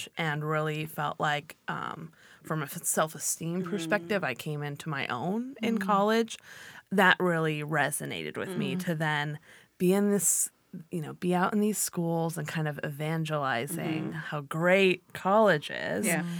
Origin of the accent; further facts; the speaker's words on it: Oak Park, California, United States; moved away as an adult; also born or lived in Sonoma, California; now in Washington, United States; I grew up in Oak Park, California, a tiny little suburb kind of near the valley, Thousand Oaks area